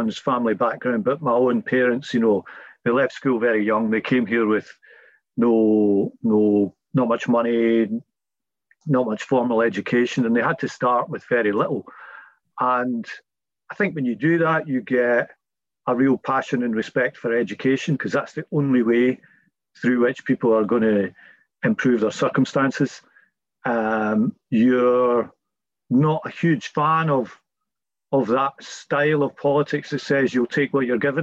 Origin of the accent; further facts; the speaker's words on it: Scotland, United Kingdom; accent: Scottish; We're also a British family, you know. We've all got Scottish accents.